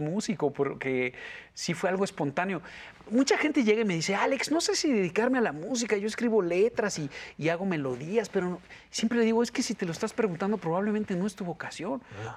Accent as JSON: {"language": "Spanish", "region": "Mexico City", "country": "Mexico", "tie": "born or raised there", "also_born_or_lived": "Mérida, Yucatán", "said": "de muy chiquito me, trajeron para el DF, entonces pues, mi cultura es más chilanga que otra"}